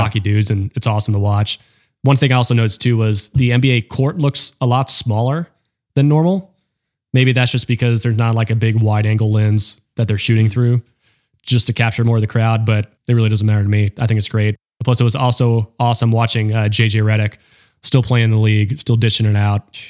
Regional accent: North Carolina, United States; also born or lived in Florida; I claim I'm from North Carolina

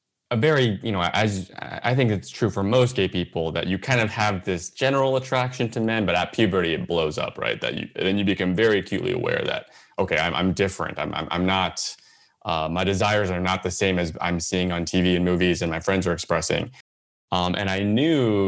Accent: San Jose, California, United States; I grew up in the South Bay, San Jose area

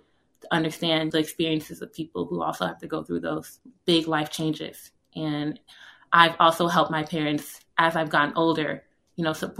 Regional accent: Atlanta, Georgia, United States; I grew up in Atlanta, Georgia, and my parents, like I mentioned before, immigrated to the United States in the early 1990s.

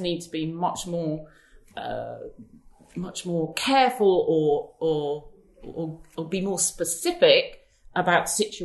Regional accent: United Kingdom; as British people

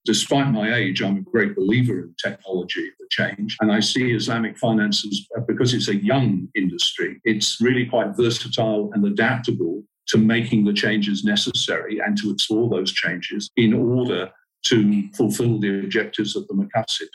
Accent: United Kingdom; moved away as an adult; also born or lived in Southeast Asia; now in Kuala Lumpur, Malaysia; I'm from the UK originally, but I haven't lived in the UK for now close on 30 years.

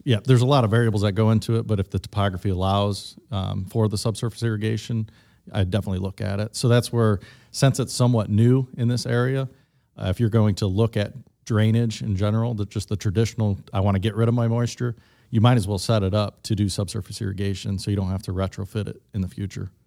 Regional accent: Midwest, United States; I am from the Midwest

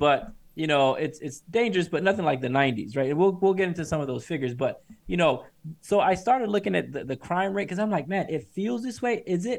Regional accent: Atlanta, Georgia, United States; moved away as an adult; since I moved out of Atlanta in 2009 when I started school.

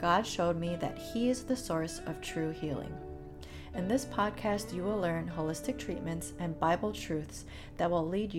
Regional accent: Chicago, Illinois, United States; moved away; I grew up in Chicago

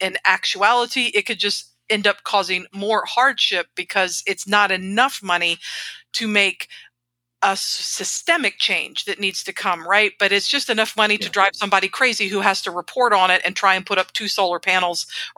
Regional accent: Atlanta, Georgia, United States; No, we're from Atlanta, TJ, where there's no problems at all with our ancient water and sewer system.

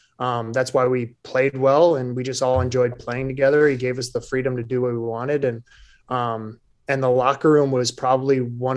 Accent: Michigan, United States; moved away; growing up in Michigan. I played with the Michigan Bucks growing up

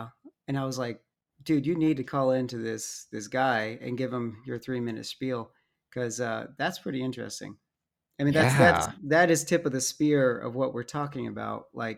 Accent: Dallas, Texas, United States; born there; also born or lived in Arizona / Alabama / Utah; Myself, I was born in Dallas, lived in Arizona for like a year, and then in Alabama for 12 years, and then Utah for a number of years.

